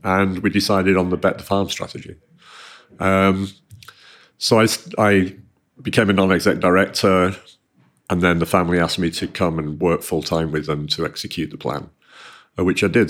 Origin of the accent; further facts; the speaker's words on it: Manchester, North West England, United Kingdom; I grew up in Manchester.